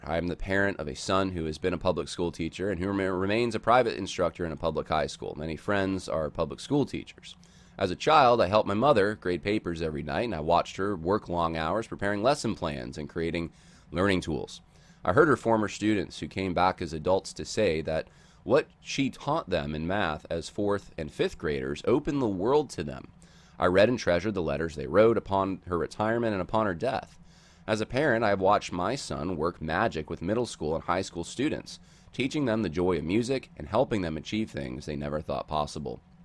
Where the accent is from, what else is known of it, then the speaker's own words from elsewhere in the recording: Oklahoma, United States; my home state of Oklahoma